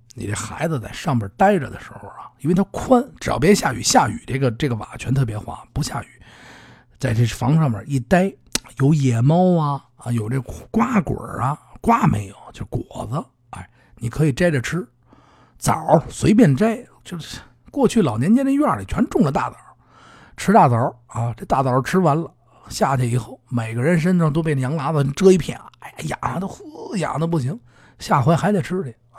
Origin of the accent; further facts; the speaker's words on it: Caishikou, Beijing, China; 我们家那边儿叫菜市商场